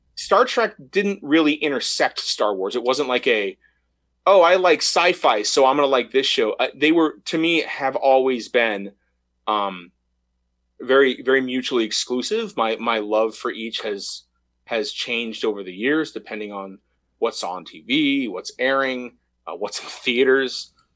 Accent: United States; growing up in America

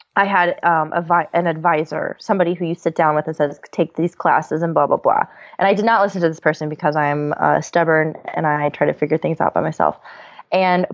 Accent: Texas, United States; now in California, United States; I'm from Texas

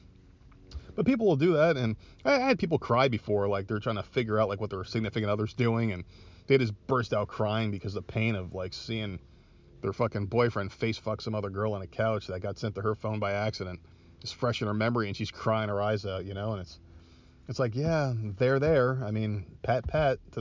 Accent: New Jersey, United States; now in Myrtle Beach, United States; now I live in the South, I'm from Jersey originally

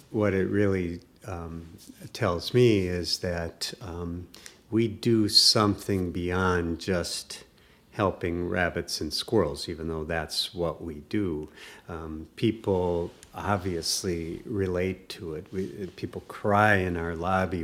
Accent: Wisconsin, United States; near my hometown, a rural community in Wisconsin

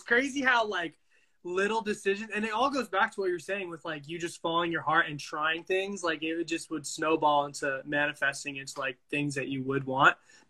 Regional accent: San Diego, California, United States; also born or lived in Dallas, Texas; I always say this, like I grew up in California.

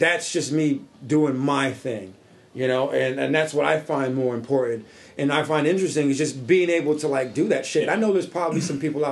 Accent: New Britain, Connecticut, United States; we were born and raised in New Britain

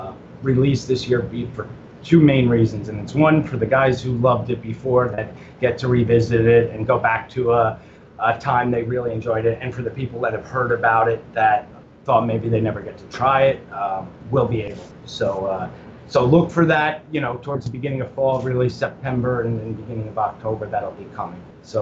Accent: Orlando, Florida, United States; now in Tampa, United States; And, you know, I was from Orlando. I'm in Tampa, and I literally drove over there

